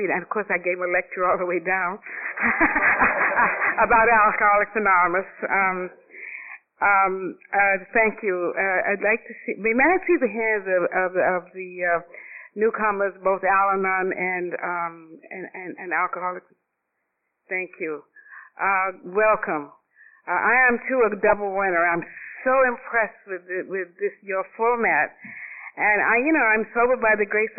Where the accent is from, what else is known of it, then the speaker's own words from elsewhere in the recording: Atlanta, Georgia, United States; moved away as an adult; also born or lived in Boston / New York; I was born in Atlanta, Georgia, and I'm the youngest of 7 children.